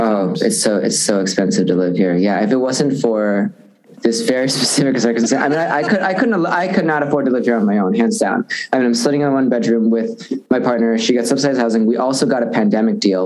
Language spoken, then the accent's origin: English; West Dundee, Illinois, United States; moved away; also born or lived in Chicago; suburbs of Chicago